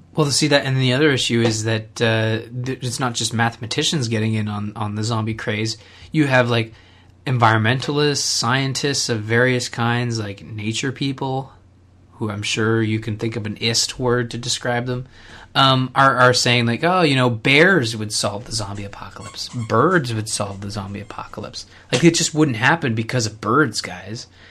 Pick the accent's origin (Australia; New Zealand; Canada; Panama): Canada; as a Canadian